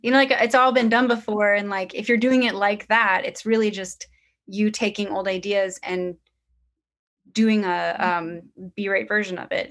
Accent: Portland, Oregon, United States; now in Brooklyn, United States; where I grew up in Portland, Oregon

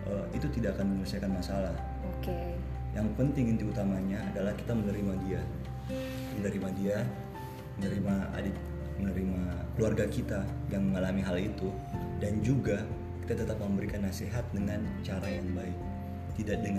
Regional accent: Kalimantan, Indonesia; moved away; semenjak saya datang dari Kalimantan waktu itu sekitar tahun 2015

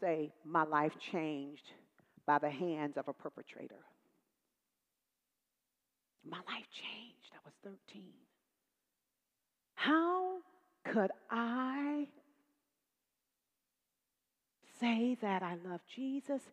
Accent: Dallas, Texas, United States; I'm from Dallas, Texas. I'm a Southern girl

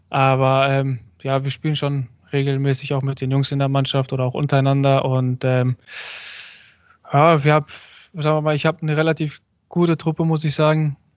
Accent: Germany; also ich bin Türke, ich fühle mich auch als Türke. Klar bin ich in Deutschland aufgewachsen, ich bin Deutschland auch, sagen wir mal, einiges dankbar.

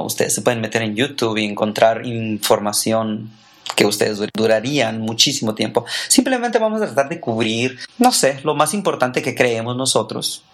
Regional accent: Ensenada, Baja California, Mexico; also born or lived in Tijuana / Tecate; now in United States; soy mexicano, nacido en Tijuana, criado en Ensenada y viví dos, tres años en Tecate

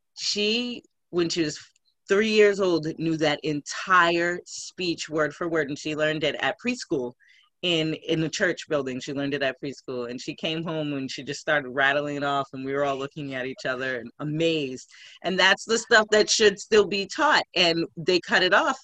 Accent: Scituate, Massachusetts, United States; also born or lived in Boston, Massachusetts / Quincy, Massachusetts / Randolph, Massachusetts; American girl here from Boston, born and raised. I grew up on the South Shore

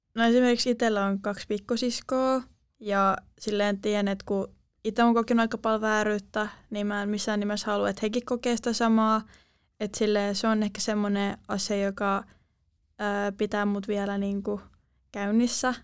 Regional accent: Turku, Southwest Finland, Finland; tuun tuolta Turusta

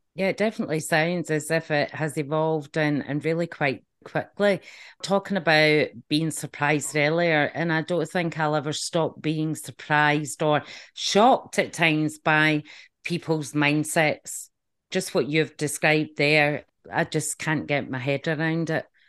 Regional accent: just outside Glasgow, Scotland, United Kingdom; when I was growing up, um, just outside Glasgow

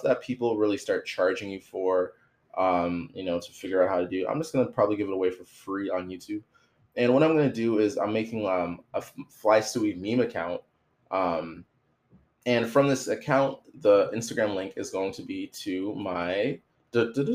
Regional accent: Toronto, Ontario, Canada; I'm from Toronto

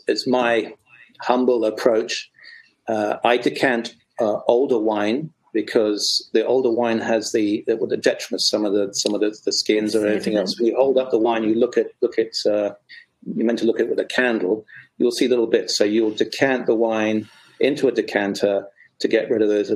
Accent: England, United Kingdom; as an Englishman

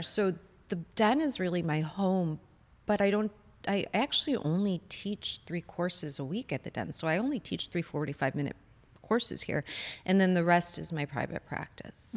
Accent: Chicago, Illinois, United States; moved away as an adult; I'm originally from Chicago

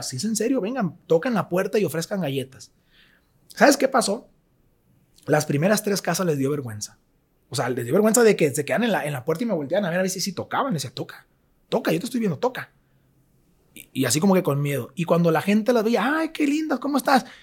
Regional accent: Mazatlán, Sinaloa, Mexico; soy de Mazatlán, nací en Mazatlán, crecí en Mazatlán y vivo en Mazatlán

